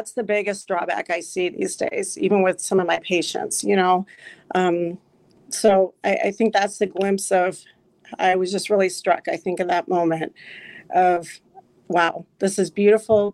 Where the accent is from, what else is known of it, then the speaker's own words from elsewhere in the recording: Illinois, United States; moved away as an adult; also born or lived in New Jersey; now in Wisconsin, United States; I was born in New Jersey, but raised in Illinois, and then met my wonderful husband and moved to Wisconsin about 13 years ago now.